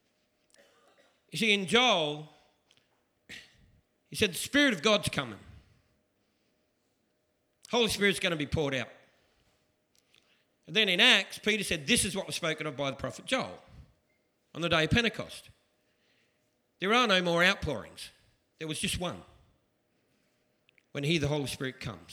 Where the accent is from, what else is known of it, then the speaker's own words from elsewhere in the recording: Australia; I'm Australian.